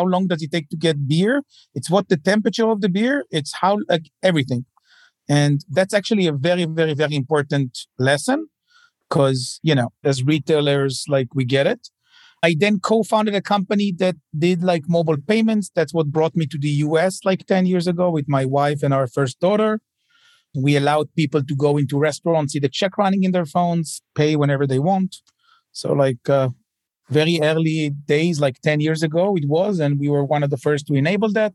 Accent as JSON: {"language": "English", "town": "Tel Aviv", "region": "Tel Aviv District", "country": "Israel", "tie": "born or raised there", "moved": "as an adult", "lives_now": "New York, United States", "said": "as you can tell by my accent, born and raised in Tel Aviv"}